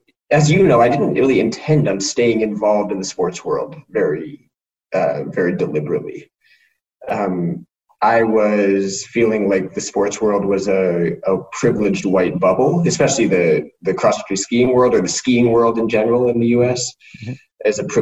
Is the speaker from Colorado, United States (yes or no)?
yes; Colorado, United States; I grew up in Colorado and skied on the national team for 9 years